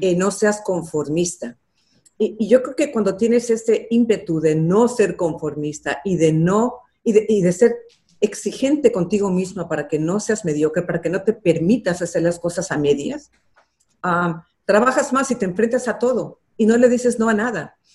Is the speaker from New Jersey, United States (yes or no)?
no; Los Angeles, California, United States; also born or lived in Mexico City, Mexico; Cuando yo tenía ocho nos regresamos a Los Ángeles